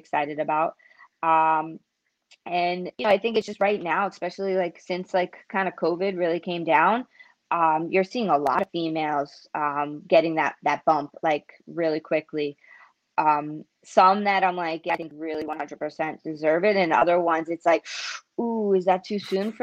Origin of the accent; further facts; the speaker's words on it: New York City, New York, United States; I grew up in Queens, in New York